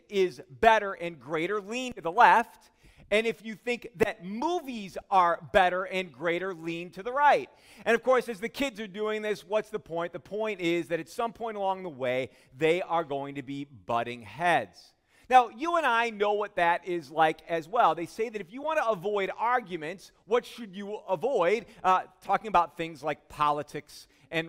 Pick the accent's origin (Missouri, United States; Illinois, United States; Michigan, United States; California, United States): Illinois, United States; Chicago; I'm from Chicago